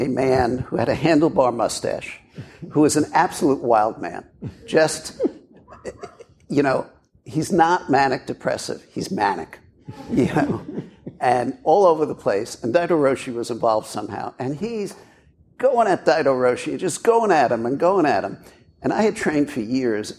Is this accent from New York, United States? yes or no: yes; Brooklyn, New York, United States; growing up in Brooklyn in the 50s and 60s